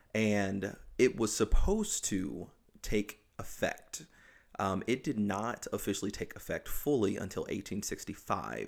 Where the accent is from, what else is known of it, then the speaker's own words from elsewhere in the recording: the South, United States; moved away; I grew up in the South